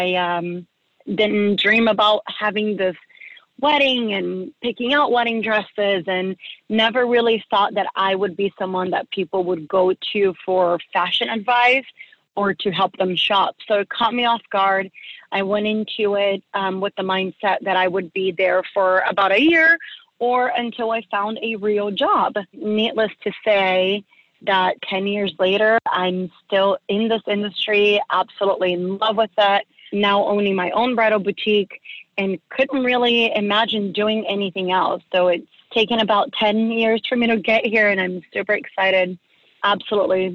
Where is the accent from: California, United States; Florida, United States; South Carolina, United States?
Florida, United States; Gainesville; I grew up in Gainesville, Florida